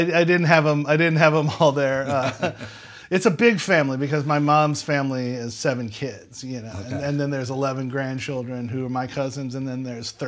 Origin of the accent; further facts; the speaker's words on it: Metairie, Louisiana, United States; So I'm originally from Old Metairie. In fact, where I'm staying right now on our extended vacation is the house I grew up in.